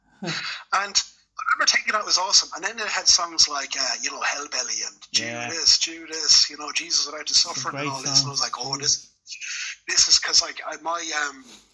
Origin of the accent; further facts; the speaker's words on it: Clane, Leinster, Ireland; moved away as an adult; I grew up in Kildare, Clane in County Kildare, actually